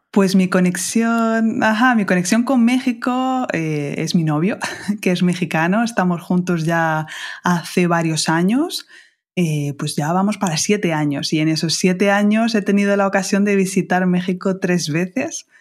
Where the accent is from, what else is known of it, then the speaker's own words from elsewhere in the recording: Spain; los españoles somos bien vulgares hablando